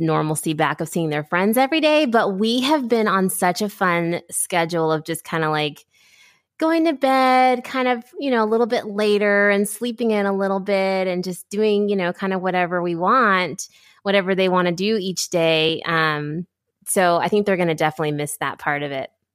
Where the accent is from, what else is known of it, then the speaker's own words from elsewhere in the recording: Ohio, United States; grew up in Ohio